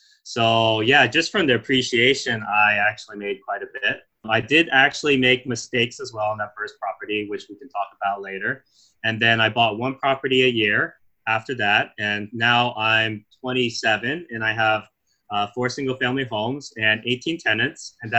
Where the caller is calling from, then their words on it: Sacramento, California, United States; I'm dialing in from California.